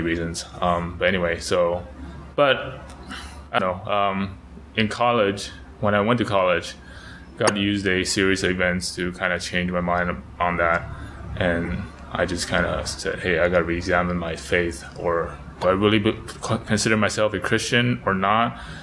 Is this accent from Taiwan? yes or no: yes; Taiwan; moved away as an adult; also born or lived in United States; now in Taipei, Taiwan; I was churched growing up in Taiwan